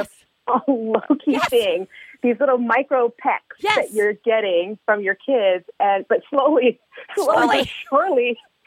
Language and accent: English; Montreal, Quebec, Canada; we grew up in Montreal, Canada